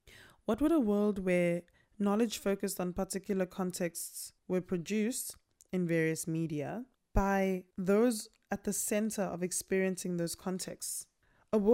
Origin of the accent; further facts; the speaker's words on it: South Africa; first language Tsonga; English is a second language; My mother tongue is Xitsonga, and still to this day, I find a huge struggle in finding how my people innovatively built houses